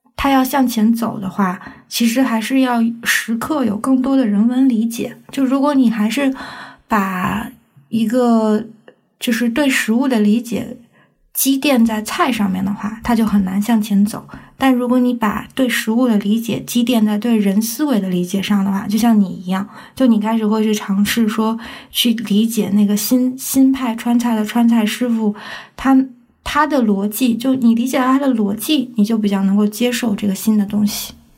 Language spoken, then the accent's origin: Chinese; China; 我从中国来